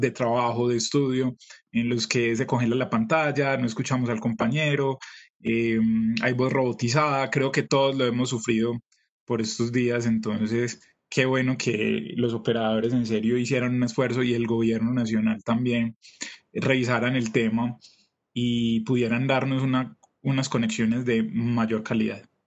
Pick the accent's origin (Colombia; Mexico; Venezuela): Colombia; pensemos como colombianos